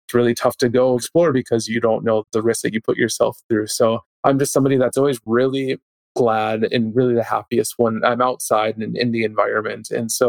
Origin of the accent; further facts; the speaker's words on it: Minneapolis, Minnesota, United States; moved away as an adult; now in Columbus, Ohio, United States; growing up in Minneapolis